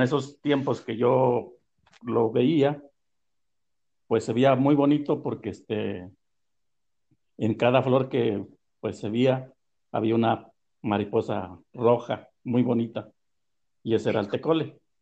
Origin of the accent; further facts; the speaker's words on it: Tehuacán, Puebla, Mexico; now in San Antonio Texcala, Mexico; soy originario de Santa Ana, Telosto, Tehuacán, Puebla. Y eh, nací un 24 de diciembre de 1954 allá por una ranchería